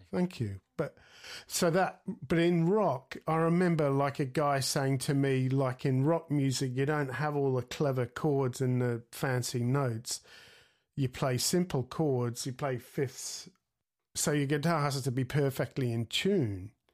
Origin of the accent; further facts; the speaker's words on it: Australia; also born or lived in Sydney, Australia; I grew up in Australia in, in the, you know, in the seventies